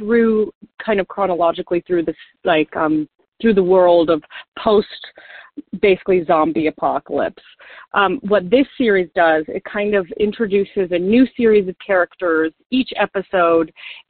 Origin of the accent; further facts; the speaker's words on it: Golden, Colorado, United States; I was born in Golden, Colorado